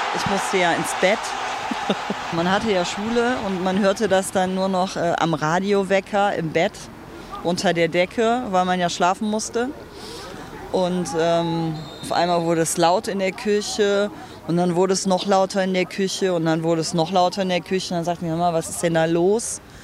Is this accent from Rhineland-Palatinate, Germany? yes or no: no; North Rhine-Westphalia, Germany; also born or lived in Cologne; man fühlt sich direkt irgendwie ein bisschen zu Hause als Rheinländer oder als Niederrheiner